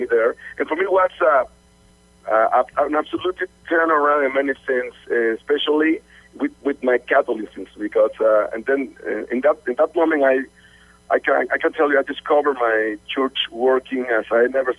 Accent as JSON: {"language": "English", "country": "Costa Rica", "tie": "born or raised there", "also_born_or_lived": "Mexico", "second_language": "English", "moved": "as an adult", "said": "And I was born in Costa Rica. I was born in a regular family with my mom and my sister."}